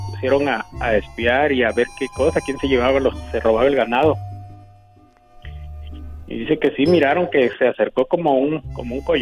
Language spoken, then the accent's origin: Spanish; Tehuacán, Puebla, Mexico; Allá por Tehuacán, Puebla, un lugar que se llama bueno, en una parte es por ahí